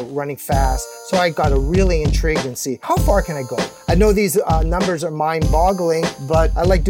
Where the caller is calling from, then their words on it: Kingston, New York, United States; I'm joining you from Kingston, New York, and I live most of my life in New York City.